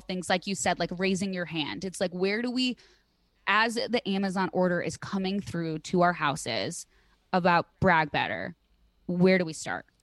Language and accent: English; Midwest, United States; I'm from the Midwest